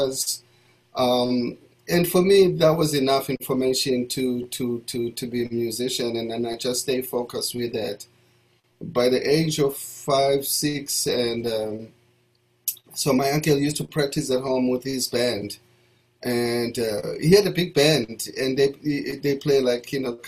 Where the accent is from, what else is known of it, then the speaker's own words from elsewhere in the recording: Soweto, Gauteng, South Africa; also born or lived in Alexandra, South Africa; now in United States; I was born in Alexandra Township, which is a town about 25 minutes away from Johannesburg City. And then when I was about 3 months old, they moved me to my grandmother's house in the township of Soweto